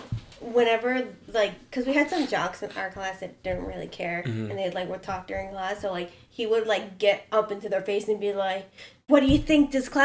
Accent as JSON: {"language": "English", "region": "Pennsylvania", "country": "United States", "said": "I know I'm from Pennsylvania"}